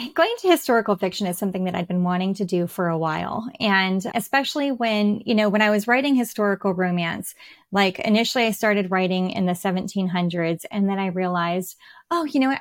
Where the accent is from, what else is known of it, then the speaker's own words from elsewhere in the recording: United States; I am an American writing English characters